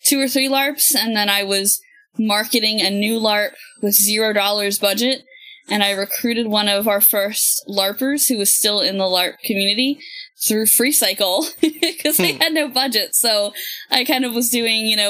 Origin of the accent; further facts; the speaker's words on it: Philadelphia, Pennsylvania, United States; now in Virginia, United States; I'm from the Philadelphia area. And now that I live down here in Virginia